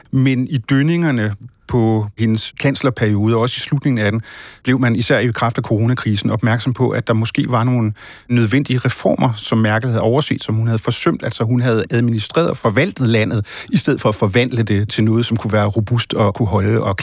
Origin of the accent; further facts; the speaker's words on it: Germany; moved away as an adult; now in Denmark; Altså, jeg må sige, jeg er jo selv en af dem. Jeg er udvandret fra Tyskland efter 22 år.